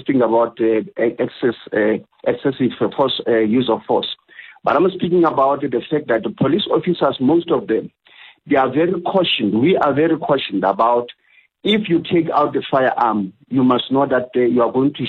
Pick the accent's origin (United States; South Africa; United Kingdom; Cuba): South Africa; being a South African born and bred and raised here